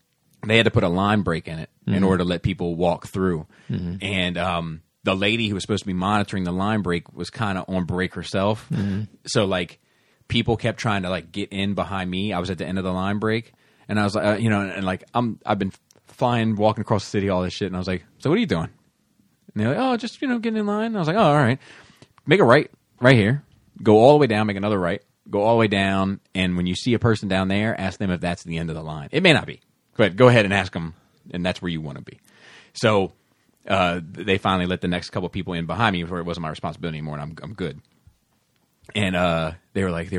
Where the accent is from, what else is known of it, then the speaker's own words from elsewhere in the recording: south of Baltimore, Maryland, United States; We grew up probably 12, 15 miles south of Baltimore